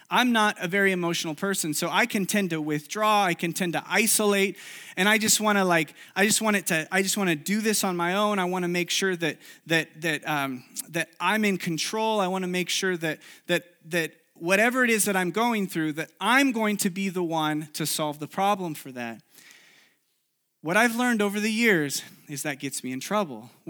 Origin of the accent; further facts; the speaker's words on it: Chile; English is a second language; Many of you know I grew up in South America, in Chile. And uh, when I was in college, I went back to Chile for a summer to live there and do an internship there.